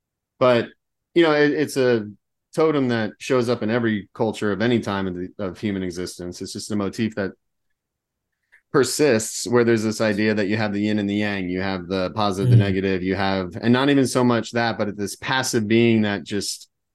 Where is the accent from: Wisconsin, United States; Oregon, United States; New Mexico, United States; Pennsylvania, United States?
Pennsylvania, United States; born or raised there; now in Auburn, United States